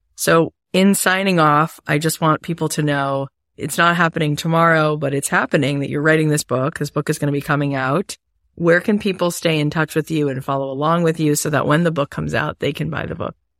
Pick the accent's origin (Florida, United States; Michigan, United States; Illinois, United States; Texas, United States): Florida, United States; I grew up in Florida.